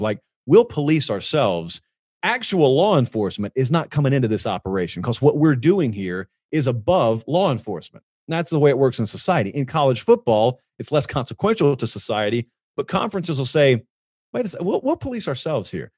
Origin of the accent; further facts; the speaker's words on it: Columbus, Georgia, United States; moved away; I grew up down in Columbus